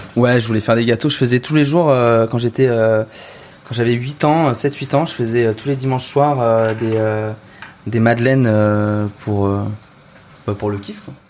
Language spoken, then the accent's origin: French; Val d'Oise, Île-de-France, France; J'ai grandi dans le Val d'Oise, juste à côté de la forêt.